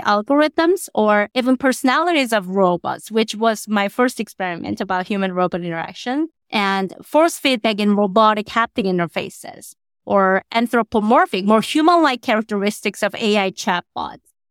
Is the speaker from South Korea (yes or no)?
yes; South Korea; now in Qatar; I was born and raised in Korea